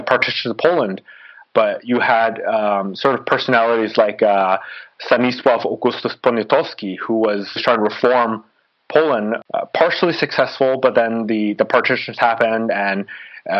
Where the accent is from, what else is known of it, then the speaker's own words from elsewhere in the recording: Toronto, Ontario, Canada; moved away as an adult; now in Paris, France; Born and raised in Toronto.